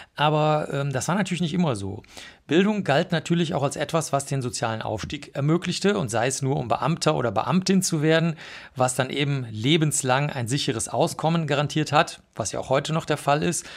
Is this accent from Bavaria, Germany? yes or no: yes; Bavaria, Germany; ich komme aus Bayern, aus einem kleinen Dorf